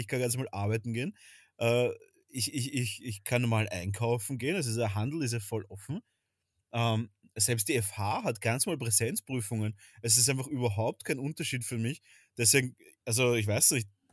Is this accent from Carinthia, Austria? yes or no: no; Vienna, Austria; bei uns in Wien